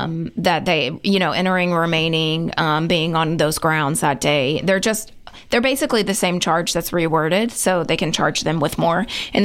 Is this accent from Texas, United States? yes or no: no; Kingston, Tennessee, United States; No, a little bit further, about Kingston area.